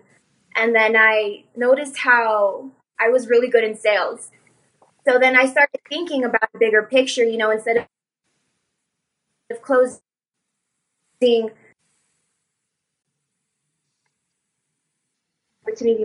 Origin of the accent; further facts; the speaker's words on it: El Paso, Texas, United States; also born or lived in Los Angeles, California; I was born in California, but I was raised here in Texas, and I've been living here since